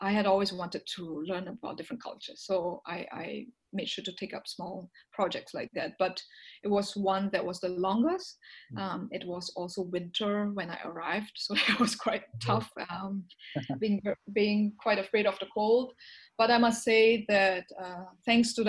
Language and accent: English; Singapore; moved away as an adult; also born or lived in Belgium / China; So I spoke Chinese Mandarin and being Singaporean